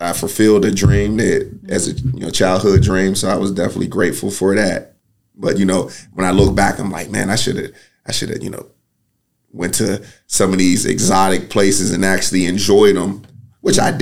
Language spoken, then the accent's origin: English; Pittsburgh, Pennsylvania, United States; moved away as an adult; also born or lived in Michigan; now in Knoxville, United States; I'm from Pittsburgh, Pennsylvania, born and raised